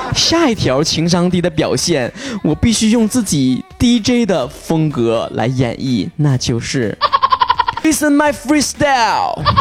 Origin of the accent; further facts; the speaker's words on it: Northeast China, China; accent: Northeastern Mandarin (Dongbei); 我们东北话